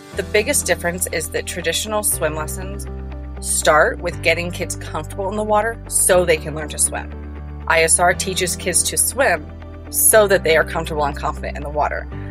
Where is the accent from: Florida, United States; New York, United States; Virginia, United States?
Florida, United States; the Florida Keys, United States; moved away as an adult; now in Colorado, United States; I was born and raised in the Keys